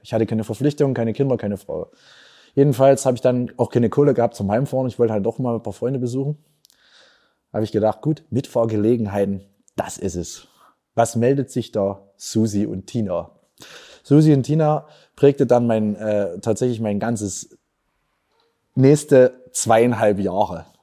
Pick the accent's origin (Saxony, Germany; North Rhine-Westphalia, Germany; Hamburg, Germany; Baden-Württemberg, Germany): Saxony, Germany; Erzgebirge; accent: Erzgebirgisch; moved away as an adult; also born or lived in Vienna, Austria; meine Heimat ist schlecht, auch wenn wir manchmal wirklich schlechte Nachrichten aus der Region haben. Sondern ich habe gesagt, ich will euch zeigen, es gibt auch noch die lustigen Seiten, die schönen Seiten. Und das ist für mich das Erzi